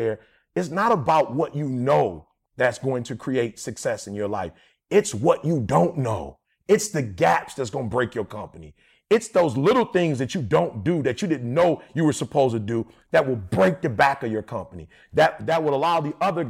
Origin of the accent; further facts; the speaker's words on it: Detroit, Michigan, United States; I'm from Detroit